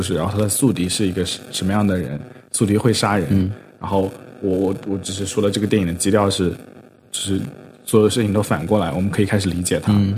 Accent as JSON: {"language": "Chinese", "region": "Zhejiang", "country": "China", "said": "我作为一个浙江人"}